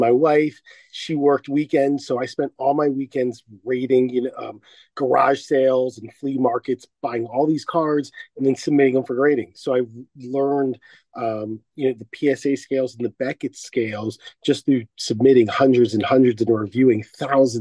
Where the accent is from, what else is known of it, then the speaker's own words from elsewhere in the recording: Washington, District of Columbia, United States; also born or lived in San Diego, California; now in California, United States; I grew up on the East Coast in Washington, D.C., and I moved out to California.